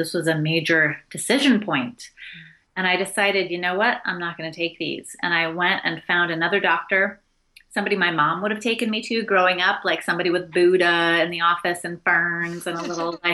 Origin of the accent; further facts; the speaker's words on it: outside of Portland, Oregon, United States; I grew up outside of Portland, Oregon